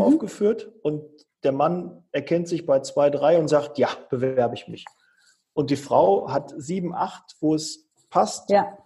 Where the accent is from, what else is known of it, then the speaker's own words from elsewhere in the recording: Bochum, North Rhine-Westphalia, Germany; moved away; ich komme ja ursprünglich aus Bochum